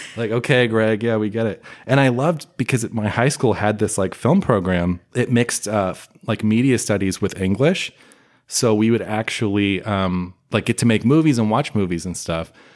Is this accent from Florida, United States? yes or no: no; San Francisco Bay Area, California, United States; moved away as an adult; now in Los Angeles, United States; I grew up in the San Francisco Bay Area